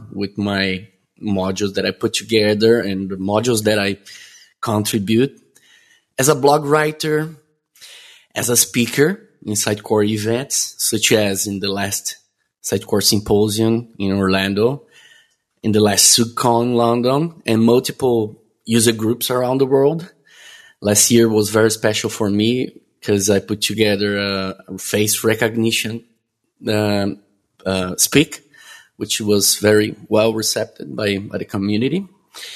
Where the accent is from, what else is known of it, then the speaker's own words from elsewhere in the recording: Florianópolis, Santa Catarina, Brazil; I'm born and raised in Brazil, where I still currently live, in a city called Florianópolis